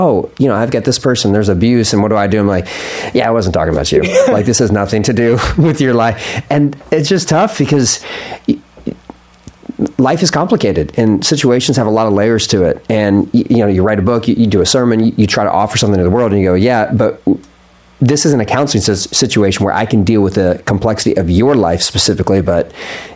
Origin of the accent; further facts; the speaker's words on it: Philadelphia, Pennsylvania, United States; I was born in Philly